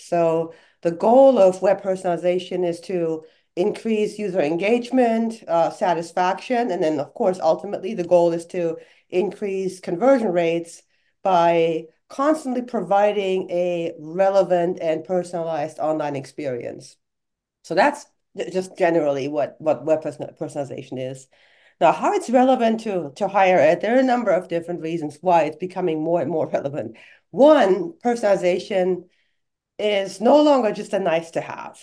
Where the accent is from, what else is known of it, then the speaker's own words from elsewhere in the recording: Germany; English is a second language; moved away as an adult; now in United States; I was born and raised in Germany